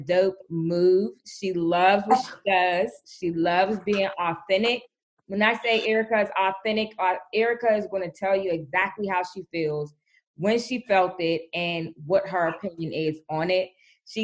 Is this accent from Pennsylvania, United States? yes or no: yes; Pittsburgh, Pennsylvania, United States; moved away; I'm a Pittsburgh, PA native